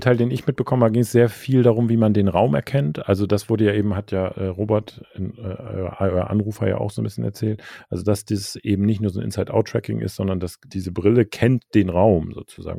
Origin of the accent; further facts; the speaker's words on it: Germany; als Deutscher